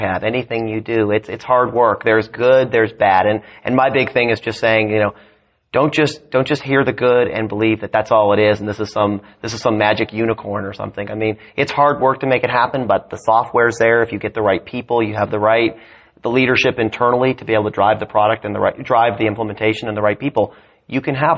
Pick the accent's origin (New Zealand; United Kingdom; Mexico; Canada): Canada; I'm a dual citizen. I grew up in Canada